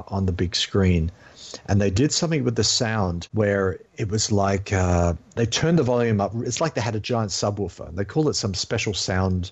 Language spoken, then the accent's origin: English; England, United Kingdom; now in Australia; I grew up in England, then moved to Australia